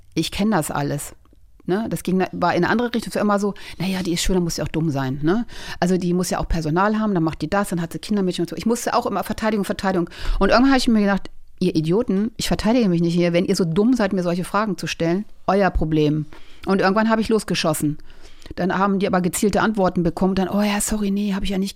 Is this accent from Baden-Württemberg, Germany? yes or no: no; a small village near Braunschweig, Lower Saxony, Germany; Ich bin auf einem kleinen Dorf groß geworden